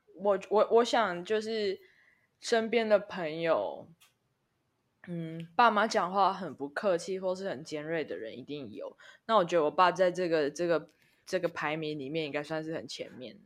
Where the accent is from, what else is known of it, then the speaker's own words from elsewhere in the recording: Taichung, Taiwan; moved away as an adult; also born or lived in United Kingdom; 我们的家乡